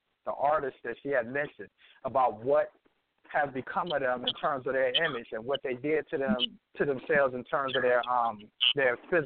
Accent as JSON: {"language": "English", "town": "Detroit", "region": "Michigan", "country": "United States", "lives_now": "New York, United States", "said": "I'm calling representing the 313, but I'm calling from New York right now."}